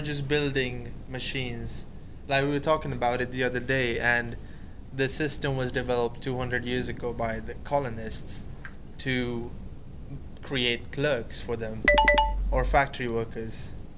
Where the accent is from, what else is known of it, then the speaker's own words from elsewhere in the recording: India; I am from India